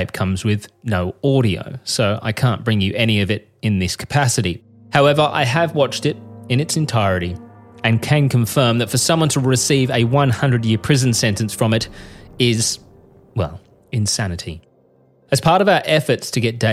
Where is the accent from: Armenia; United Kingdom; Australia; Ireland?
Australia; I'm a journalist from Australia